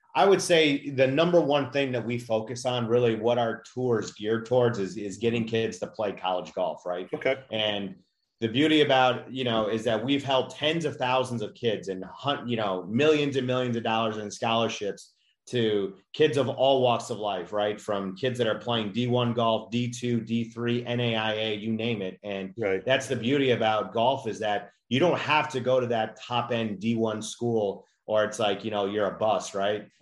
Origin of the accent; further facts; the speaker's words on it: Chicago, Illinois, United States; I grew up in Chicago